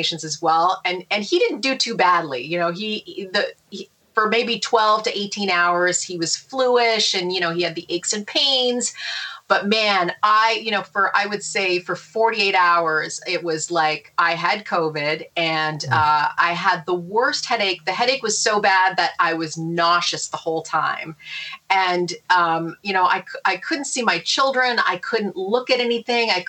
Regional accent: Canada; now in New York, United States; I'm originally from Canada. You know, I was born in Canada.

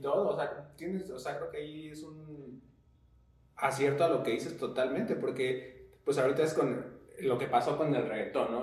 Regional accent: Mexico; uno como mexicano

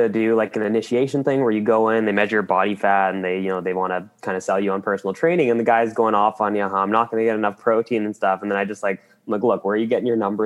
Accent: Qualicum Beach, British Columbia, Canada; I'm from Vancouver Island, Qualicum Beach specifically, although I've lived all over the island. That's just where I spent most of my time

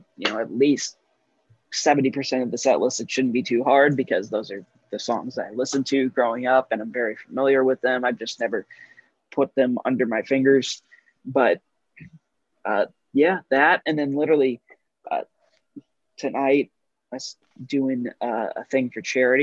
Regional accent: St. Louis, Missouri, United States; moved away; also born or lived in Los Angeles; growing up in St. Louis

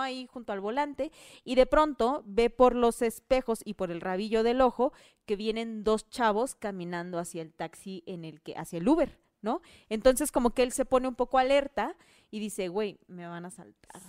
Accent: Oaxaca, Mexico; born or raised there; moved away

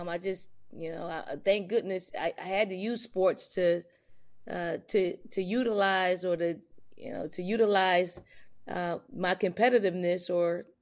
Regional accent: Philadelphia, Pennsylvania, United States; moved away as an adult; now in Columbia, United States; I grew up in the projects in North Philly called the Raymond Rosen Projects

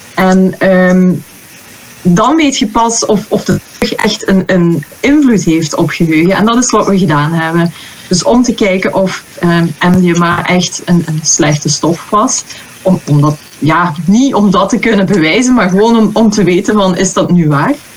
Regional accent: Belgium; moved away; also born or lived in Netherlands; ik ben van België, hè, maar ik werk in Nederland.

